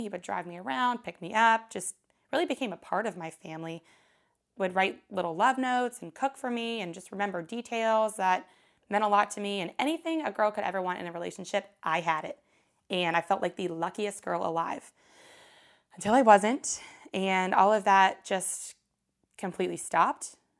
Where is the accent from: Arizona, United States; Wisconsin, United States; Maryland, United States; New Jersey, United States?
Maryland, United States; moved away as an adult; also born or lived in Oxford, Mississippi; my hometown in Maryland